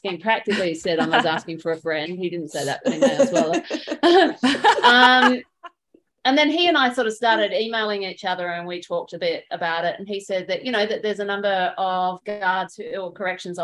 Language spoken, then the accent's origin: English; Australia; accent: Australian; moved away; my Australian accent